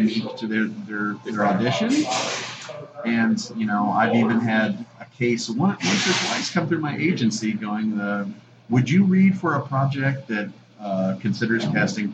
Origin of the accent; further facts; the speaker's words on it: Dallas, Texas, United States; also born or lived in Lake Charles, Louisiana; my folks moved to Dallas, so I'm basically a Texan